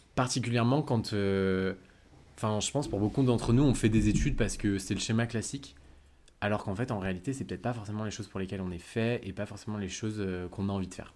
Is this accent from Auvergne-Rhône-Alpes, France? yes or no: yes; Lyon, Auvergne-Rhône-Alpes, France; moved away as an adult; also born or lived in United States; now in Paris, France; j'habite maintenant à Paris mais je suis originaire de Lyon.